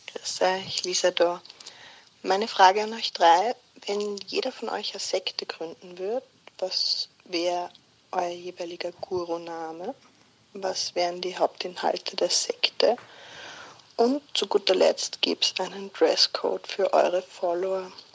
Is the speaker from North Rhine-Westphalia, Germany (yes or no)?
yes; Bonn, North Rhine-Westphalia, Germany; Bonn und ich sind gar nicht auseinander zu denken.